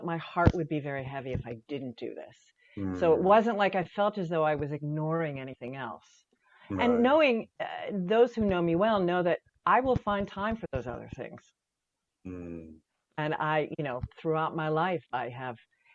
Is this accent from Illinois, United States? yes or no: no; Pittsburgh, Pennsylvania, United States; also born or lived in Syracuse, New York; I was born in Syracuse, but my parents were from Pittsburgh. And when I was 10, they moved us back for a variety of reasons back to Pittsburgh.